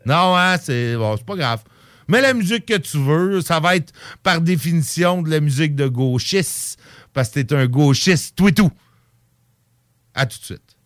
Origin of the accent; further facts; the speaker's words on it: Canada; chez nous, au Canada